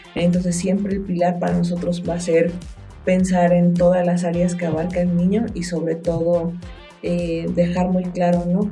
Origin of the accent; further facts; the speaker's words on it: Mexico; tenemos como mexicanos